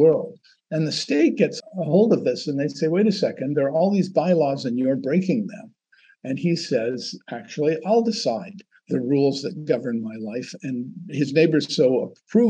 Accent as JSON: {"language": "English", "country": "Canada", "said": "I'm Canadian"}